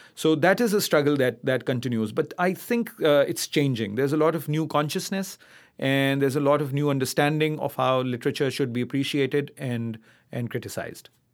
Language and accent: English; Karachi, Sindh, Pakistan; also born or lived in Islamabad; I come from Karachi. I was born there, brought up there.